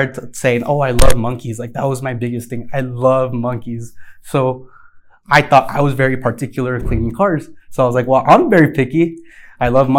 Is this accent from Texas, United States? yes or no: yes; El Paso, Texas, United States; I'm from El Paso, Texas. I was born and raised here